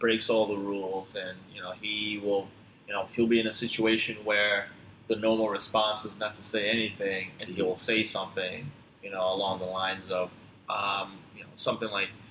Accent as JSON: {"language": "English", "town": "Ithaca", "region": "New York", "country": "United States", "tie": "born or raised there", "also_born_or_lived": "Tanzania", "said": "I grew up in upstate New York."}